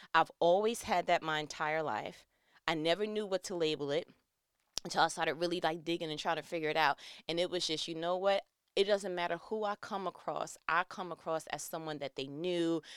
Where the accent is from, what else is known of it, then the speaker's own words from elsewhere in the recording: New York, United States; I'm from New York